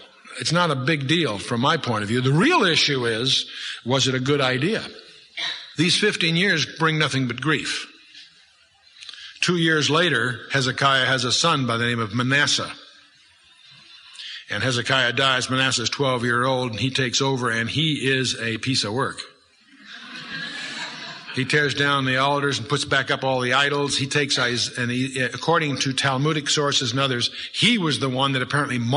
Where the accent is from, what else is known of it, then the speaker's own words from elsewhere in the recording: United States; I was raised by foreign-born parents, naturalized as American citizens